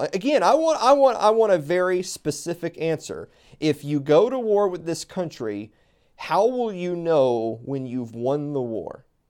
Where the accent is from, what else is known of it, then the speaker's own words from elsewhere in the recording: the South, United States; I'm from the South. Everything's miles away from each other. We drive everywhere